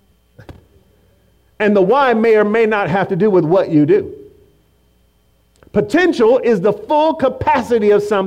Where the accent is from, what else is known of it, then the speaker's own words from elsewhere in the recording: Oakland, California, United States; I became a Raider fan because I grew up in Oakland and I saw silver and black everywhere